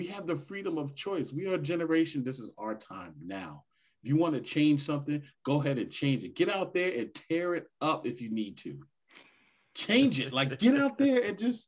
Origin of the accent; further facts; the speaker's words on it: New York, United States; as a little kid, like growing up in New York with the Wall Street people